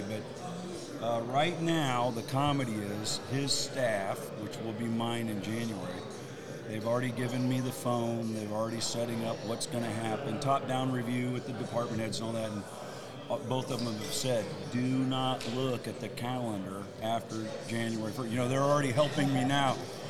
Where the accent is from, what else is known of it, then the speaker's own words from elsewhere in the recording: Warsaw, Indiana, United States; I grew up on Main Street.